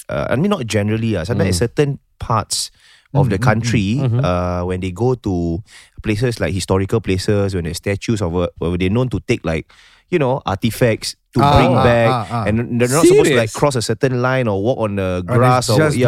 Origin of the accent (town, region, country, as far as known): Singapore